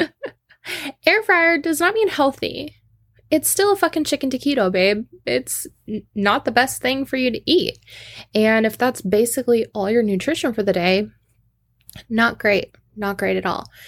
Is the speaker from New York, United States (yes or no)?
no; Washington, United States; I'm from Washington. We don't do umbrellas